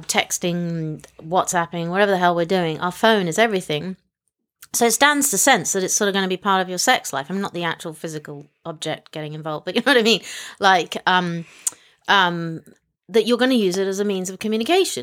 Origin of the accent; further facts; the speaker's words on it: Hong Kong; moved away; I was born in Hong Kong